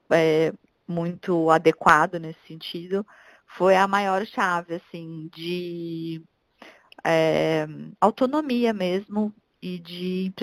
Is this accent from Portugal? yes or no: no; Curitiba, Paraná, Brazil; Eu, desde que me mudei para cá, que eu vim de Curitiba, eu não uso carro para nada